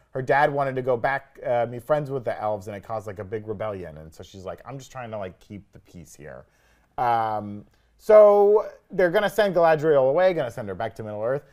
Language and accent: English; the South, United States; I grew up in the South